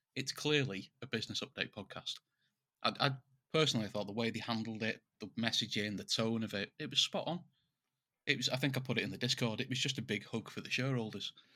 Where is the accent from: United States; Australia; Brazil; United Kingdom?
United Kingdom; England; we're English